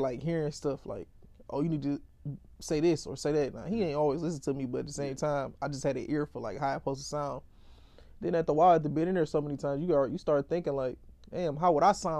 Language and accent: English; Detroit, Michigan, United States; I'm from Detroit.